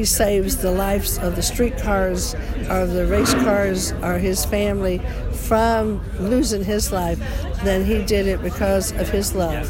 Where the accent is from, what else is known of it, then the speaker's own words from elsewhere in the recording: Georgia, United States; now in California, United States; I'm from Georgia.